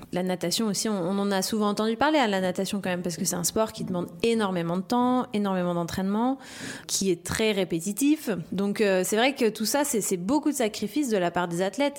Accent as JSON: {"language": "French", "region": "La Réunion", "country": "France", "tie": "born or raised there", "said": "j'ai grandi à La Réunion. je suis française"}